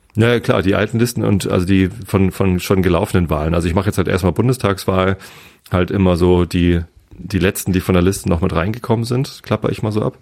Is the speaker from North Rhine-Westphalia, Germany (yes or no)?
no; Hamburg, Germany; aber ich komme aus Hamburg